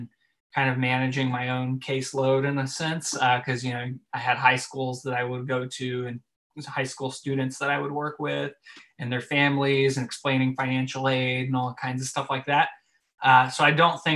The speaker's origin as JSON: {"language": "English", "town": "Dallas", "region": "Texas", "country": "United States", "also_born_or_lived": "Conway, Arkansas", "lives_now": "Denton, United States", "said": "I'm from Dallas, but I live in Denton now, which is about 45 minutes north of Dallas"}